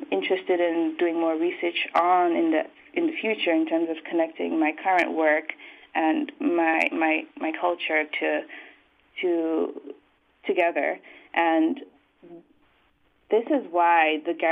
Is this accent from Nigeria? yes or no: no; St. Vincent & Grenadines; moved away as an adult; also born or lived in Belize / Buffalo, United States; now in Santa Cruz, United States; I was born in Belize, but raised in St. Vincent